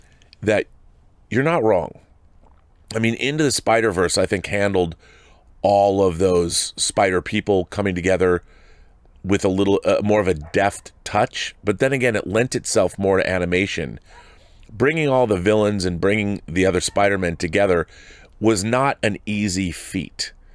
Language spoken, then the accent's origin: English; Regina, Saskatchewan, Canada; I went to see a play at the Globe Theater in my hometown of, is it Regina, Saskatchewan, called The Alice Nocturne